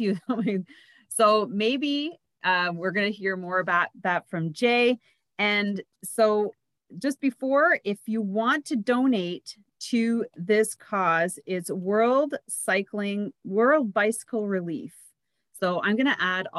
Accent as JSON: {"language": "English", "country": "Canada", "tie": "born or raised there", "also_born_or_lived": "Montreal", "moved": "as an adult", "lives_now": "Ottawa, Canada", "said": "my hometown isn't far from Montreal"}